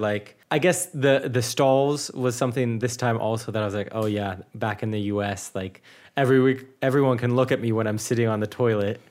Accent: United States; first language English; now in Munich, Germany

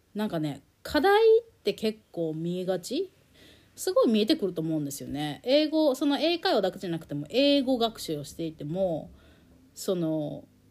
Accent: Japan; also born or lived in United States; 日本で生まれ育って日本語で快適に暮らしてきた

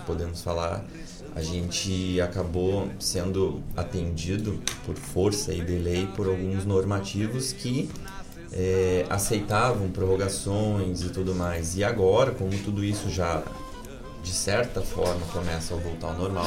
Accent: Sertão Santana, Rio Grande do Sul, Brazil; also born or lived in Mariana Pimentel / Cachoeira do Sul / Guaíba; De lá fui a Sertão Santana, que é a minha terra, que também foi Guaíba

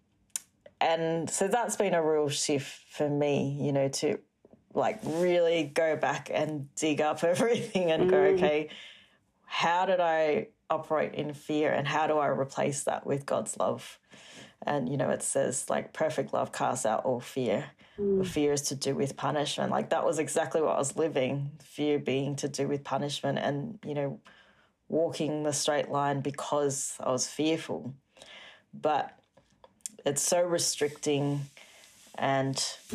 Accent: Singapore; growing up in Singapore, it's a very strict kind of country, lots of rules. And so I was brought up in a very strict family as well.

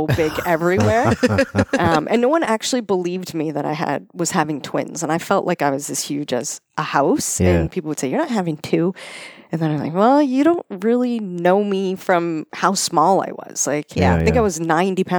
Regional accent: Cambridge, Ontario, Canada; I'm from here. I grew up in Cambridge.

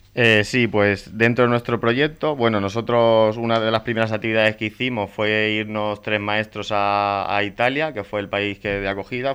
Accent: Spain; los maestros españoles

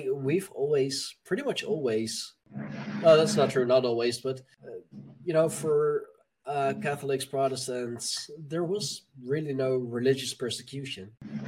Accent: Netherlands; My hometown is actually where a lot of pilgrims lived before they went on the Mayflower.

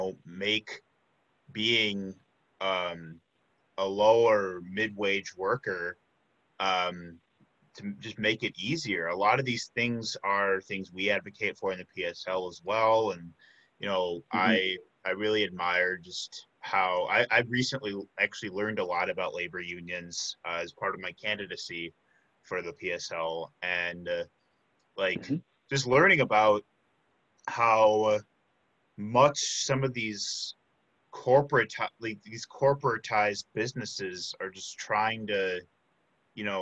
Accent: south suburbs of Chicago, Illinois, United States; moved away as an adult; now in Milwaukee, United States; I'm actually from Illinois. Grew up in the south suburbs of Chicago. I came to Milwaukee for UWM in 2014.

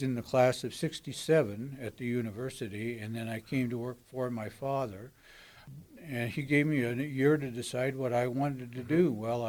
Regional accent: Colfax, Washington, United States; born there; Actually, I was born in Colfax, but I lived at the depot down here in Potlatch for the first year of my life.

